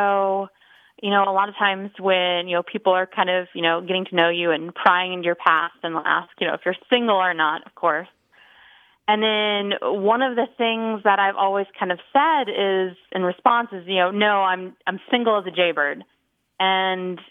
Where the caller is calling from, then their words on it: Fort Worth, Texas, United States; I'm calling from Fort Worth, Texas